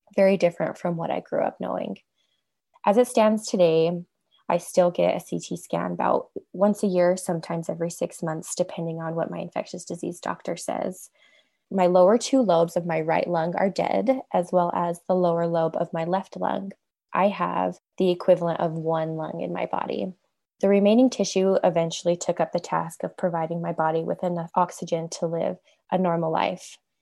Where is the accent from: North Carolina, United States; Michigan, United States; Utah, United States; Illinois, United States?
Utah, United States; I'm from Utah.